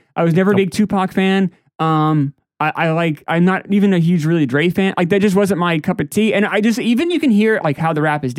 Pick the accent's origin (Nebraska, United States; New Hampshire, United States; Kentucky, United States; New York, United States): New Hampshire, United States; growing up in New Hampshire.